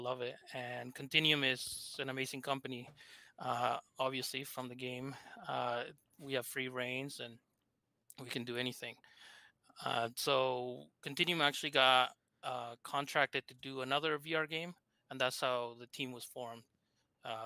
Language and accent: English; Argentina; accent: thick accent; English is a second language; I'm from Argentina, hence my thick accent